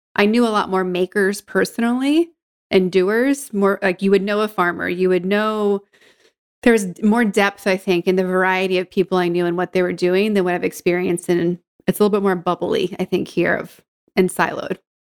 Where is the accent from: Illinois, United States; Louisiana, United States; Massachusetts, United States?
Massachusetts, United States; Georgetown; I grew up north of Boston in Georgetown